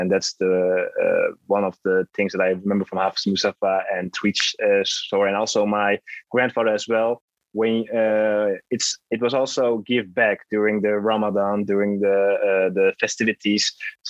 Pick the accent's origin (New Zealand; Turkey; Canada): Turkey; now in Netherlands; Now, I was born in the Netherlands. When I was 7, I moved with my parents to Turkey.